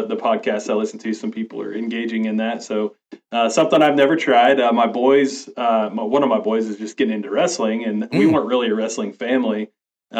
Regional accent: Northwest Kansas, United States; I was born and raised in Northwest Kansas, and I've basically lived here all my life

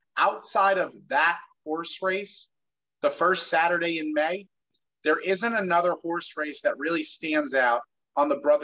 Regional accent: Jersey Shore, New Jersey, United States; we are from New Jersey. We grew up in a small town on the Jersey Shore, 5 minutes away from the Atlantic Ocean, in a small, small neighborhood.

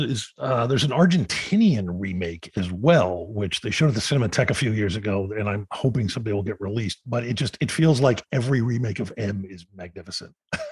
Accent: Philadelphia, Pennsylvania, United States; my hometown, was in Philadelphia

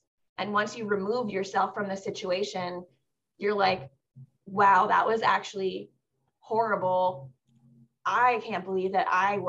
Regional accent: Southern Maryland, United States; I grew up in the area. I grew up in Southern Maryland

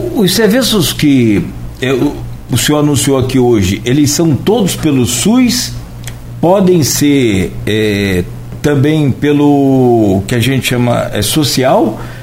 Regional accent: Italva, Rio de Janeiro, Brazil; porque eu sou de Italva e toda referência que a gente tem de saúde em Italva é, é Itaperuna

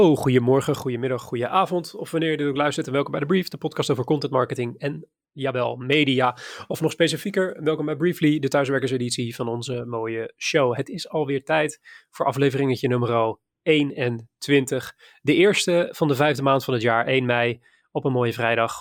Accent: Maassluis, South Holland, Netherlands; also born or lived in IJburg, Amsterdam; now in Amsterdam, Netherlands; uit mijn geboortestad. Of eh, uit de stad waar ik vandaan kom, Maasluis

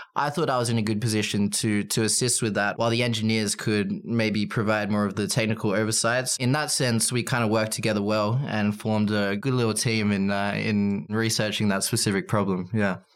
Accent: Australia; as an Australian

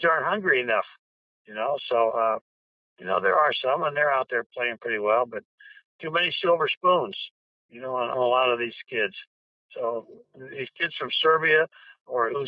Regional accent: Decatur, Illinois, United States; moved away; I'm from Decatur, Illinois, soybean capital of the world. Home of high flyer kites, and there was not a whole lot to do back there

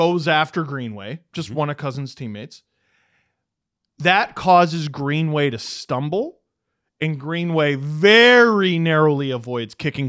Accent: Toronto, Ontario, Canada; Yeah. Well, Adam, you know the worst thing that you said, though? I'm from Toronto.

